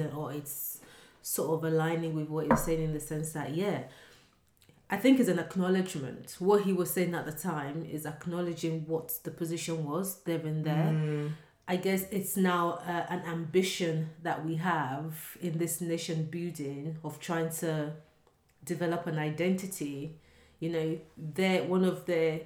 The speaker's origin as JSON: {"language": "English", "country": "Nigeria", "said": "I'm Nigerian."}